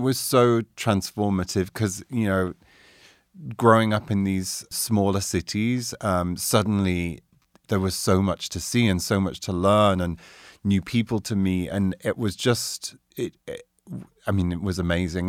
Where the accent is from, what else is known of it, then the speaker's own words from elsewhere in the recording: Doncaster, Yorkshire and the Humber, United Kingdom; also born or lived in Carlisle, Cumbria; now in New York, United States; I was born in South Yo-, Doncaster, South Yorkshire